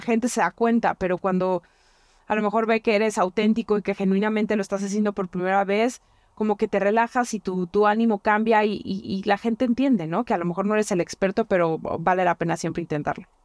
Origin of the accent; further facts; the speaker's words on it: La Piedad, Michoacán, Mexico; moved away; mi tierra, a la piedad